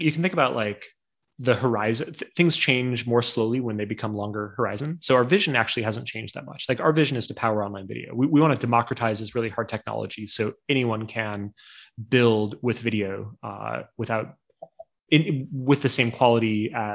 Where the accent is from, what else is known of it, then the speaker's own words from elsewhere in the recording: North Dakota, United States; I grew up in North Dakota